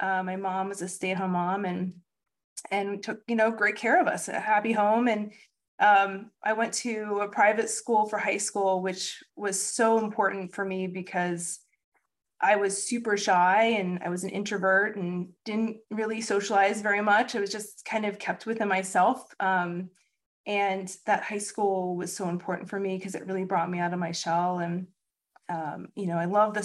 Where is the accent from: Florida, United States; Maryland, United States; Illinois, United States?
Maryland, United States; also born or lived in Pennsylvania; now in Delaware, United States; I was born in Pennsylvania, grew up in Maryland, but I've called Delaware my home for the last 10 plus years